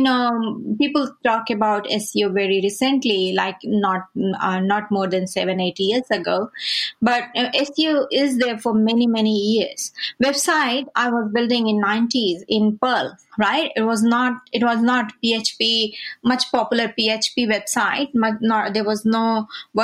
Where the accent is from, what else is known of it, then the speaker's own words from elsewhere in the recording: India; I'm from India